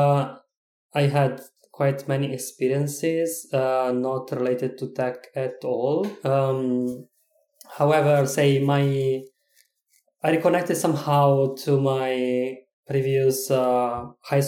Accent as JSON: {"language": "English", "country": "Italy", "second_language": "English", "moved": "as an adult", "lives_now": "Czech Republic", "said": "I am originally from Italy, but I am living in Czech Republic right now"}